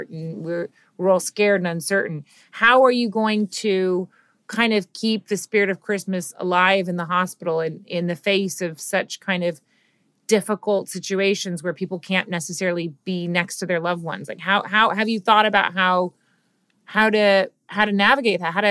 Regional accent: United States; as an American

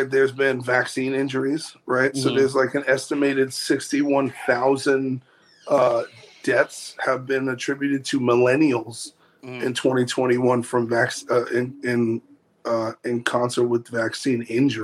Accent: New York, United States; moved away as an adult; also born or lived in Los Angeles / San Francisco; now in Nashville, United States; I'm from New York originally, and I moved to L.A. in 2006

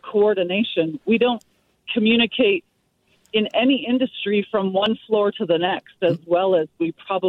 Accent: Coquitlam, British Columbia, Canada; I've lived here my entire life.

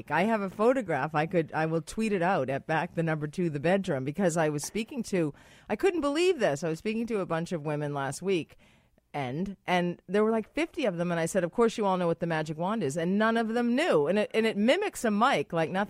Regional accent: United States; it is a an Indian herb because I'm American and I the H is silent

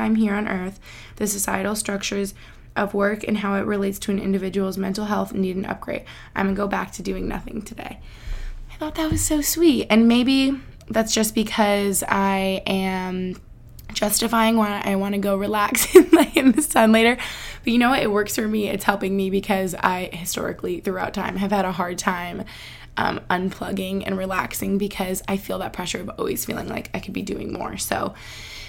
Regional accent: Albany, New York, United States; moved away as an adult; now in near Philadelphia, United States; where I grew up in Albany, New York

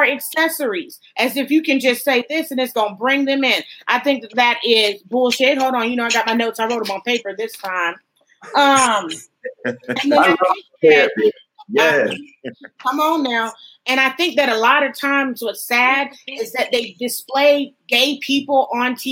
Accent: Athens, Georgia, United States; I'm from Athens.

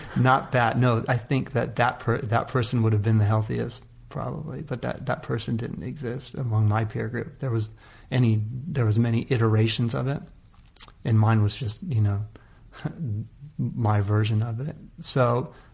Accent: California, United States; also born or lived in Oakland; California in general, uh, and in that area particularly, is just the amount of diversity. We're just lucky to have it as a kid

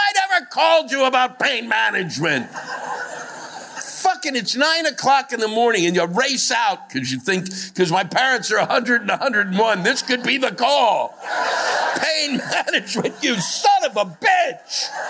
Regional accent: Texas, United States; I'm from the Bible Belt in Texas, but I've never seen so many robots trying to get clear.

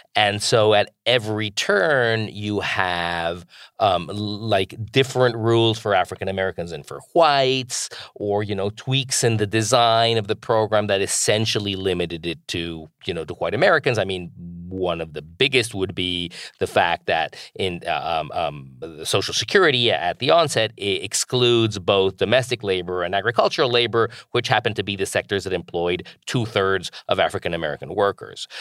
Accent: Mexico; moved away as an adult; now in United States; I grew up in Mexico

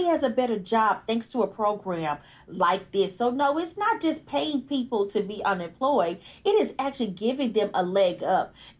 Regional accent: Houston, Texas, United States; I'm from Sunnyside, Texas, baby. And I know firsthand what it's like growing up and living in Sunnyside

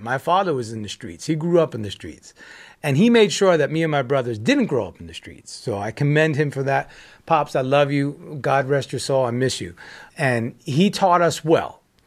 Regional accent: United States; speaking from, as an American

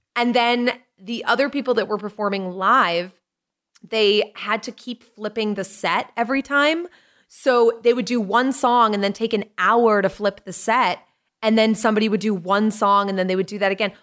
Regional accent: Lynn, Massachusetts, United States; also born or lived in Salisbury, Massachusetts; I grew up in Lynn originally till I was like ten or eleven. Then we moved up north to Salisbury

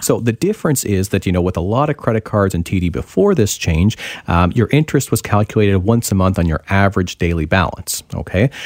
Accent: Ontario, Canada; now in British Columbia, Canada; I'm originally from Ontario

